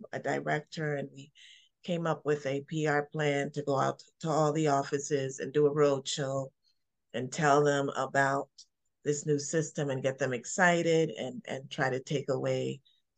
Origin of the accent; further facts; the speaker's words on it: Canada; moved away as an adult; also born or lived in Caribbean / Toronto; now in Baltimore, United States; I'm a native of Canada, actually born in the Caribbean, but I grew up in Canada. And so I was living in Toronto at the time, where I lived for about 11 years.